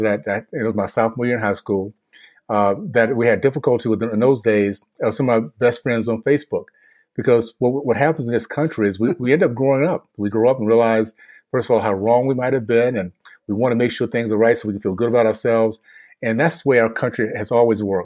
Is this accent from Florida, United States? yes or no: yes; Tallahassee, Florida, United States; moved away as an adult; now in Utah, United States; I grew up in the Deep South in the 60s in Tallahassee, Florida